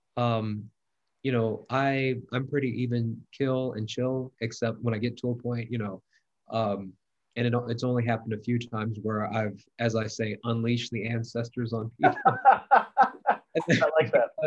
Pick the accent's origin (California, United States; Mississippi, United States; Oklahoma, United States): Mississippi, United States; i'm from mississippi i've been friends with republicans grew up with republicans all my life